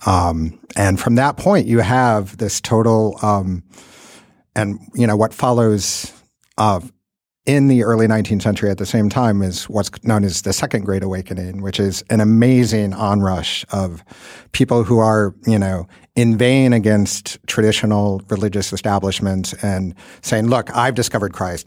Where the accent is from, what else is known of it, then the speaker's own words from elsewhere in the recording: Midwest, United States; I grew up in the Midwest